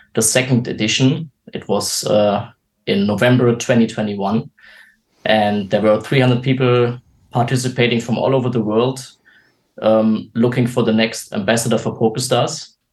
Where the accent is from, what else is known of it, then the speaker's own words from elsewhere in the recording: Germany; I'm 29 years old and uh, from Germany